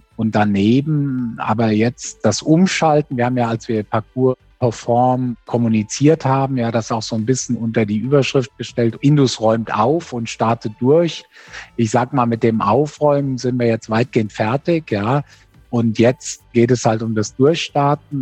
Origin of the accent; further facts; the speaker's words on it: Germany; als Deutsche